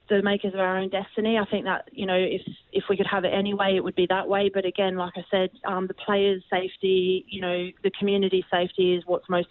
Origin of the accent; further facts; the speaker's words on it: Australia; moved away; growing up in Australia